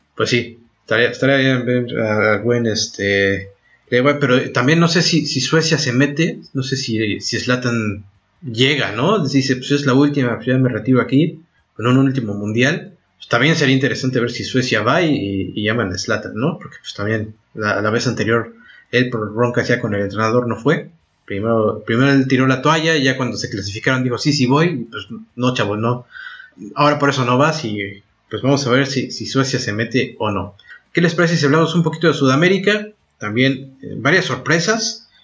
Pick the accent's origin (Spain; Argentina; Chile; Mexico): Argentina; now in France; como nosotros, eh, como en Argentina